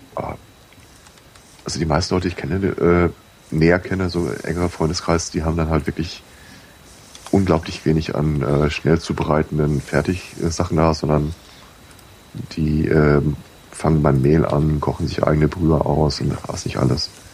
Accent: Germany; born or raised there

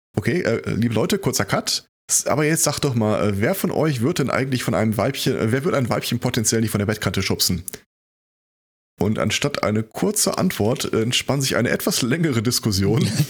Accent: Germany; bei uns in Deutschland

